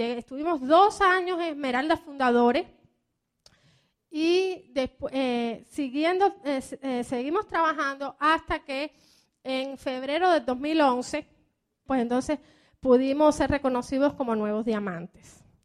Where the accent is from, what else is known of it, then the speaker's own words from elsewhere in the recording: Cuba; moved away as an adult; also born or lived in Miami, United States; now in United States; como buena cubana